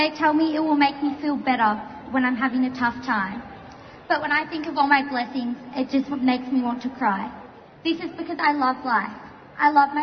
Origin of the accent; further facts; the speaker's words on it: Castlemaine, Victoria, Australia; I'm also from Castlemaine.